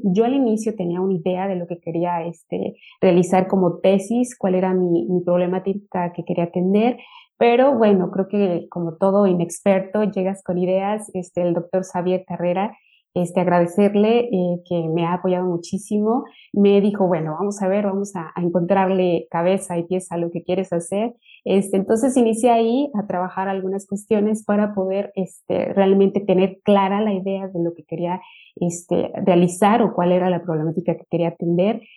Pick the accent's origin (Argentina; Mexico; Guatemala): Mexico; moved away as an adult; also born or lived in Michoacán, Mexico / Lleida, Spain; now in Turku, Finland; yo soy de México, este, trabajo en la Universidad de la Ciénega, en el estado de Michoacán